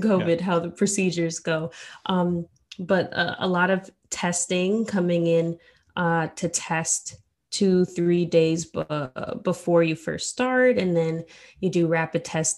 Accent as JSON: {"language": "English", "town": "New York City", "region": "New York", "country": "United States", "tie": "born or raised there", "said": "growing up in New York"}